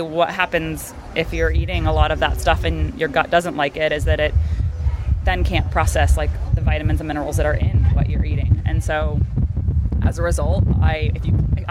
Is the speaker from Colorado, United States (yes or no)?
no; Palos Verdes, California, United States; We got married by the ocean in my hometown in Palos Verdes